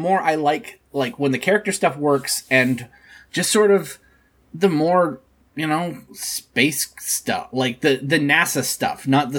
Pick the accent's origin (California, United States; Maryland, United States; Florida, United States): Florida, United States; I'm from Florida. I love catfish and...